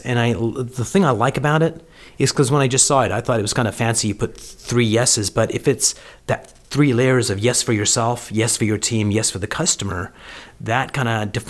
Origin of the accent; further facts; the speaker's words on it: Canada; moved away; also born or lived in United Kingdom; I'm a Canadian and lived in the UK